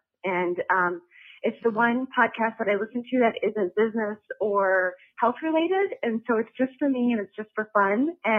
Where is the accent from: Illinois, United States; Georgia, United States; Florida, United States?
Illinois, United States; I'm from Illinois